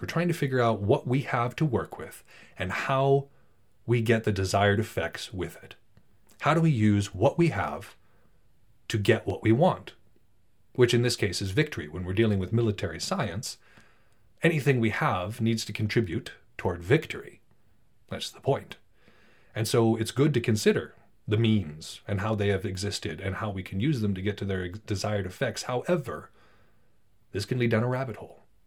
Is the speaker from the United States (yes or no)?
yes; Montana, United States; I'm from Montana